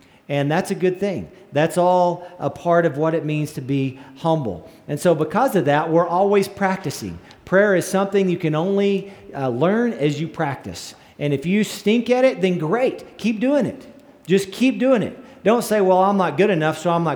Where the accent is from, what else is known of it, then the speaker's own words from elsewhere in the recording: northern panhandle of Texas, United States; my little hometown up in the northern panhandle of Texas